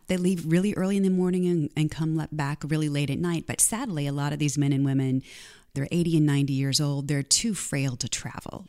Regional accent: Canton, Missouri, United States; I grew up in Canton, Missouri, population of about fifteen hundred people

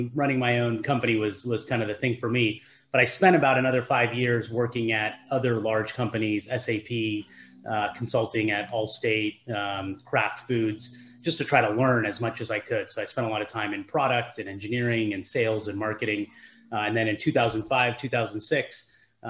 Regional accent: Silicon Valley, California, United States; I grew up here in Silicon Valley

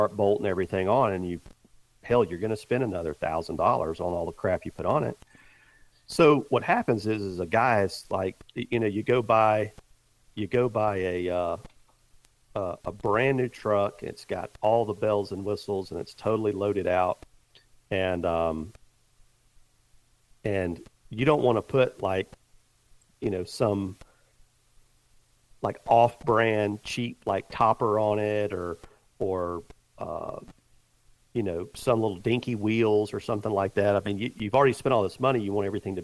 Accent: the South, United States; I grew up in the South

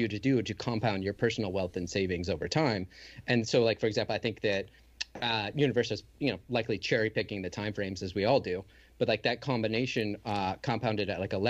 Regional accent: Michigan, United States; I grew up in Michigan

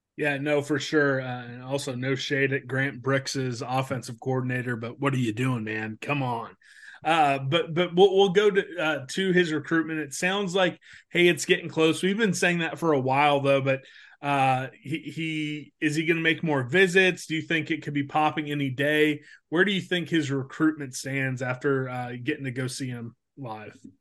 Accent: Topeka, Kansas, United States; moved away as an adult; now in Shawnee, United States; I grew up in Topeka

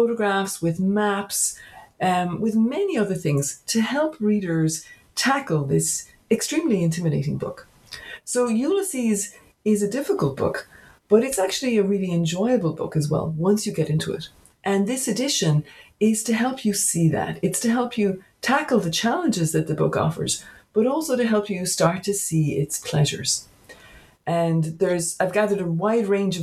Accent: County Cork, Munster, Ireland; now in Berkeley, United States; I'm actually a native of Ireland. I grew up in County Cork

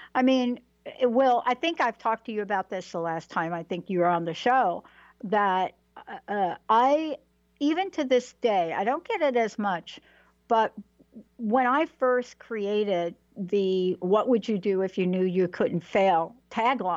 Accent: New York City, New York, United States; I'm a girl from the Bronx

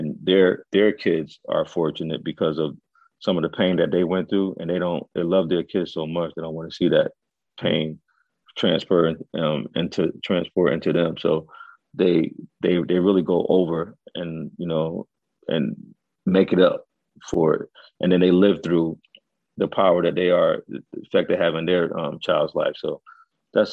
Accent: Stratford, Connecticut, United States; Stratford is where I grew up, and I always wanted to work in my town

